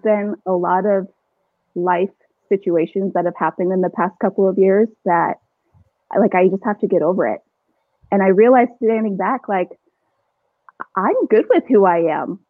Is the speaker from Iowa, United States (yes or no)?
no; Chandler, Arizona, United States; also born or lived in Gilbert, Arizona; I'm an Arizona native. I grew up in Chandler, Gilbert